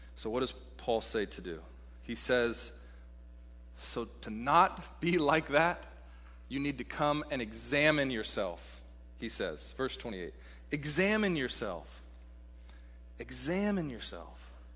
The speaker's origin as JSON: {"language": "English", "town": "Seattle", "region": "Washington", "country": "United States", "tie": "born or raised there", "also_born_or_lived": "Texas", "said": "for a Seattleite, I grew up in Seattle"}